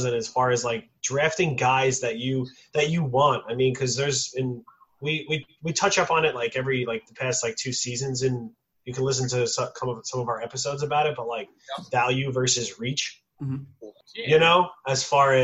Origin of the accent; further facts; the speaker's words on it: New York, United States; I am from New York